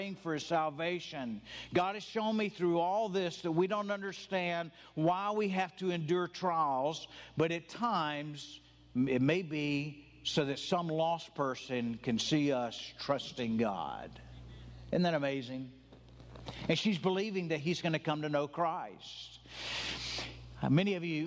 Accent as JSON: {"language": "English", "region": "the South", "country": "United States", "said": "I'm from the South. I'm white. I grew up Southern Baptist"}